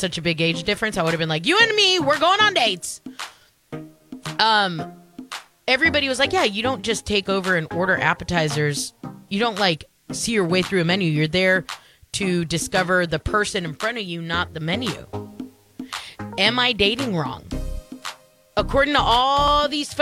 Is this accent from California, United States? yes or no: yes; California, United States; now in Shreveport, United States; I'm Californian